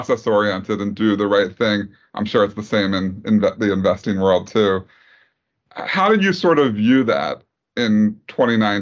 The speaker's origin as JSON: {"language": "English", "town": "Philadelphia", "region": "Pennsylvania", "country": "United States", "said": "I'm from Philadelphia."}